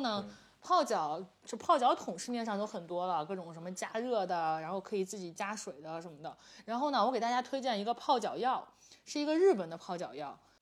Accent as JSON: {"language": "Chinese", "town": "Jimo", "region": "Shandong", "country": "China", "tie": "born or raised there", "moved": "yes", "said": "我们即墨，我，你去过我的家乡即墨对吧"}